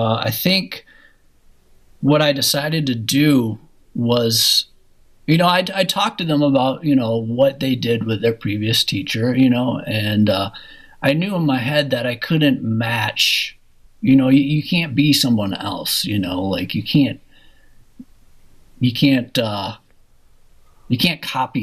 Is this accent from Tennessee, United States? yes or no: no; Minneapolis, Minnesota, United States; I ended up staying at in my hometown of Minneapolis